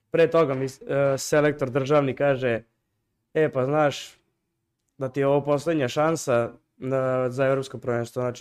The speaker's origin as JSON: {"language": "Croatian", "country": "Serbia"}